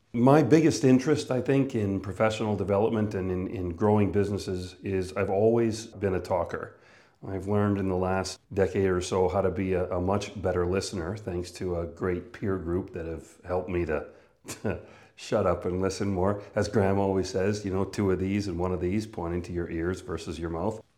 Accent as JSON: {"language": "English", "region": "northern Manitoba", "country": "Canada", "tie": "born or raised there", "moved": "yes", "said": "I was born and raised in Canada, northern Manitoba."}